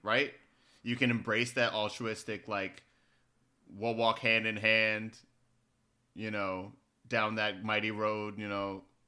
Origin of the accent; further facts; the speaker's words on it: Baltimore, Maryland, United States; I'm from Baltimore